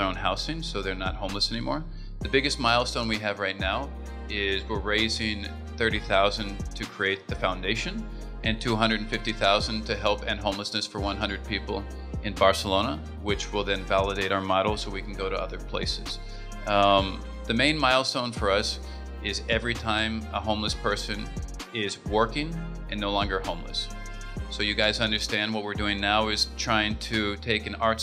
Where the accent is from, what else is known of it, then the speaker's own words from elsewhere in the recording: United States; moved away as an adult; I'm from the United States. I've been here since 2003.